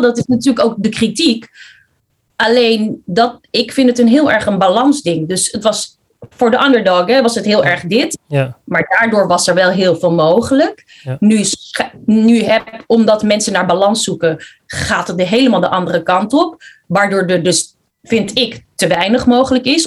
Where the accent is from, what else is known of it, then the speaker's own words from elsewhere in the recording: Netherlands; also born or lived in Philippines; ik kom zelf uit de Filipijnen. Alleen ik kwam hier toen ik vier jaar was. Dus ik ben heel Hollands